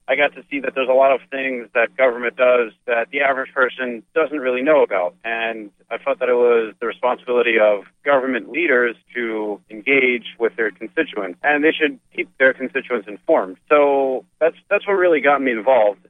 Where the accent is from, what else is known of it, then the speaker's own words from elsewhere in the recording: Edison, New Jersey, United States; I'm from Edison, New Jersey.